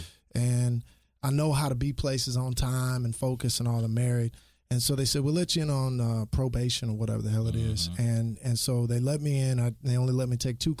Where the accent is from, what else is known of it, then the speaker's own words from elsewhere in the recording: Austin, Texas, United States; we grew up in Austin